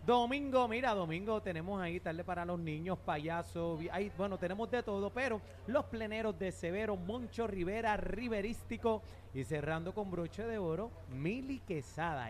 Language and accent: Spanish; Puerto Rico; nos representa como boricua